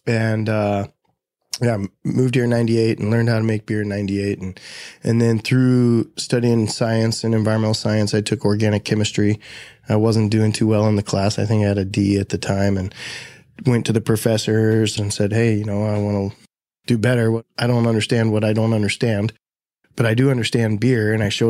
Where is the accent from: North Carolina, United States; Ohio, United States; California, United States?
Ohio, United States; moved away as an adult; now in Bellingham, United States; I moved to Bellingham in 98 to go to college at Western. I was studying environmental science, and I came from Ohio.